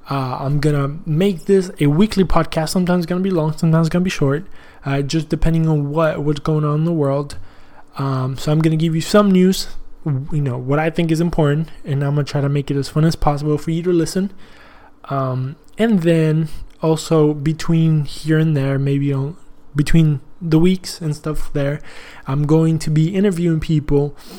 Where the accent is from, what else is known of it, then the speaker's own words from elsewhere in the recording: Texas, United States; also born or lived in Argentina; I was born in Argentina. I came here when I was 8 years old. But I was always fascinated with the history of Texas and the fact that we were our own country